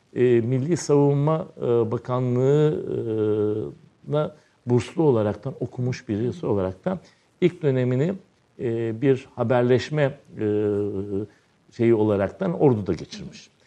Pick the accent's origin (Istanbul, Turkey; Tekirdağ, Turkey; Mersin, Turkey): Istanbul, Turkey; also born or lived in Izmir; tarihsel yarımada doğduğum yer. E, avrat taşı dedikleri Arkadius sütununun hemen iki sokak ilerisinde Haseki'nin tam başlangıcında iki katlı bir ahşap evde dünyaya geliyorum.